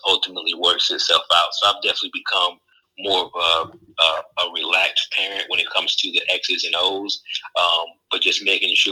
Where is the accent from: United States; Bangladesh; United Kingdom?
United States; Fayetteville, North Carolina; also born or lived in Durham, North Carolina / Broward County, Florida; now in Charlotte, United States; I'm from Fayetteville, North Carolina